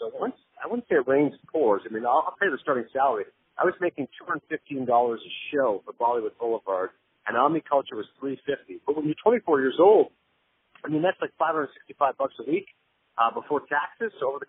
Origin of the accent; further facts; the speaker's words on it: Kingston, Ontario, Canada; moved away as an adult; also born or lived in Pakistan; now in United States; where I grew up in Kingston